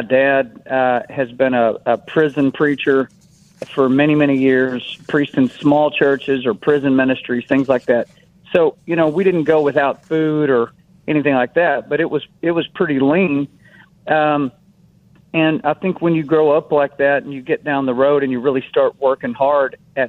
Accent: United States; I'm an American

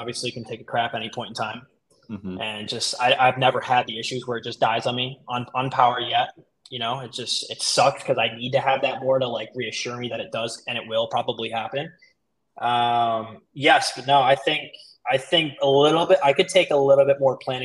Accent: Michigan, United States; moved away as an adult; also born or lived in Miami, Florida; now in Sarasota, United States; I was born in Miami, so I lived there the first 10 years of my life, and then Michigan the rest, and then I just moved back down.

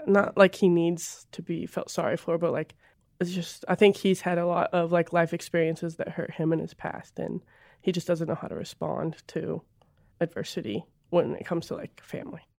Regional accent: North Missouri, United States; I grew up in a really small town in North Missouri

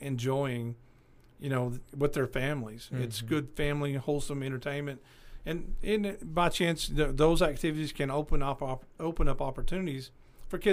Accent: Paris, Arkansas, United States; also born or lived in Bakersfield, California; now in Clarksville, United States; Paris, my hometown over there

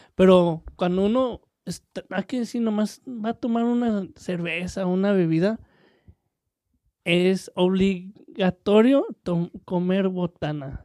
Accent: Mexico; soy mexicano

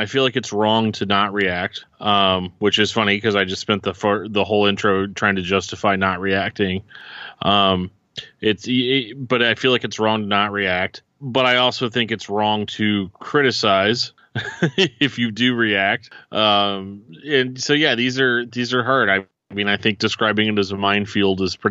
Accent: St. Louis, Missouri, United States; I'm from St. Louis

